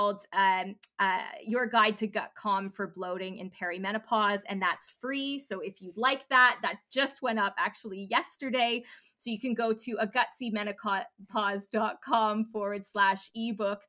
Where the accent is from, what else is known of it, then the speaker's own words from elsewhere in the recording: Canada; being Canadian